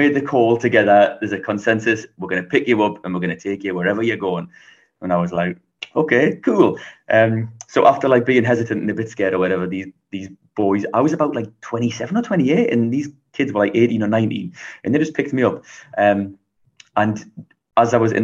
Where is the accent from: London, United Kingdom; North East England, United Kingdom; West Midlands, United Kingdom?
North East England, United Kingdom; Newcastle upon Tyne; So I'm from England. I'm from the north of England, a place called Newcastle, which is very close to Scotland.